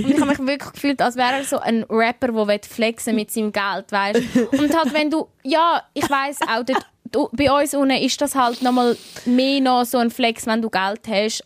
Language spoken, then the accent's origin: German; Switzerland; ich bin aus der Schweiz